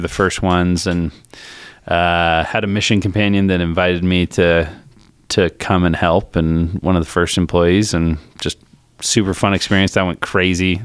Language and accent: English; Colorado, United States; also born or lived in Naperville, Illinois; moved to Colorado when I was ten. Uh, lived in Colorado, just kinda normal, normal kid.